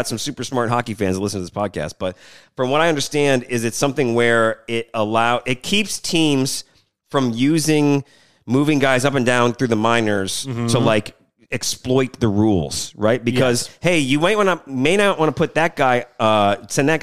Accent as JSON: {"language": "English", "region": "Michigan", "country": "United States", "tie": "born or raised there", "moved": "yes", "lives_now": "New Orleans, United States", "said": "I grew up on the East Coast, so like in Michigan"}